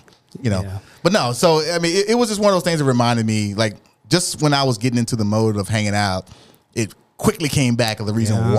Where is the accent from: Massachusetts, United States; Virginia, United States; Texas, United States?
Texas, United States; Dallas; I'm from Oak Cliff